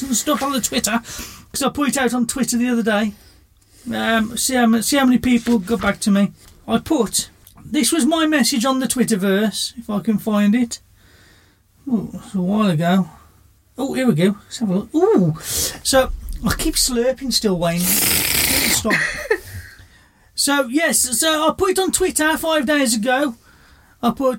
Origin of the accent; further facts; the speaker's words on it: Birmingham, West Midlands, United Kingdom; from Birmingham